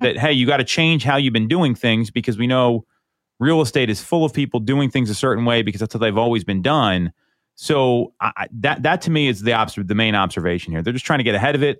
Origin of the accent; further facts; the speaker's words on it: Chester Springs, Pennsylvania, United States; I grew up in Chester Springs